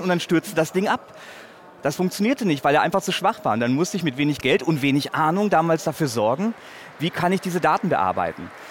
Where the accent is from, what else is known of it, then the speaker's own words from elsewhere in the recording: North Rhine-Westphalia, Germany; in meiner Heimatstadt an der Universität